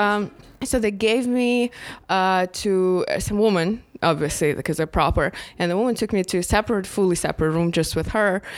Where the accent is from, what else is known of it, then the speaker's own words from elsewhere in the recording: Moscow, Russia; moved away; we came from Moscow